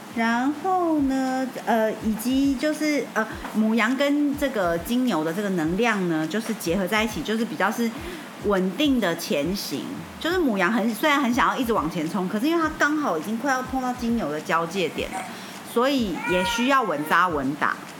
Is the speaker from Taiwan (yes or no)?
yes; Taiwan; 我是台湾人